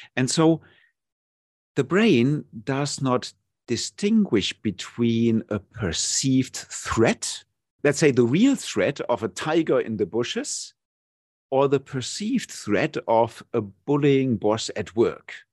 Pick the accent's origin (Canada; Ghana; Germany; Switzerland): Germany; moved away as an adult; now in Thailand; my home country, Germany.